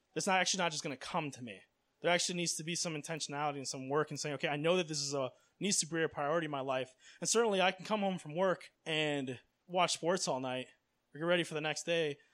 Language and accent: English; Miami, Florida, United States; I grew up in Miami